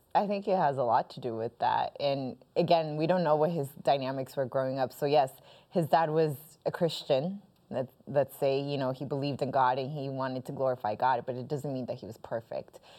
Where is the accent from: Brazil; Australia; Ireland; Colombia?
Colombia; now in United States; I am originally Colombian